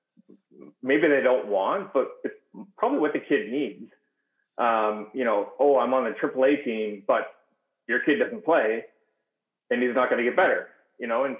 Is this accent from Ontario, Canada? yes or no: yes; Kingston, Ontario, Canada; now in Southern California, United States; I grew up in Canada and Kingston